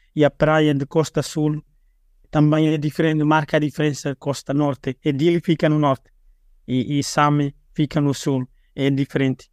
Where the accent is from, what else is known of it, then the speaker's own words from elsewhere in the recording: Liquiçá, Timor-Leste; now in Dili, Timor-Leste; Neste momento, eu vivo em Dili, e eu sou natural de Liquiçá